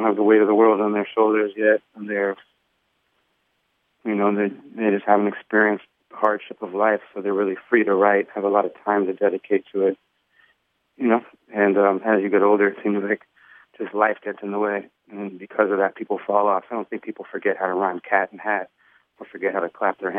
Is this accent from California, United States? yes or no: yes; Los Angeles, California, United States; growing up in Hollywood, seeing a lot of people famous, being around famous kids